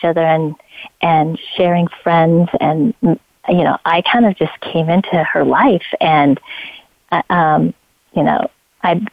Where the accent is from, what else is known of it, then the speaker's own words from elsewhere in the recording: Idaho, United States; moved away as an adult; also born or lived in Colorado / California; I was born and raised in Idaho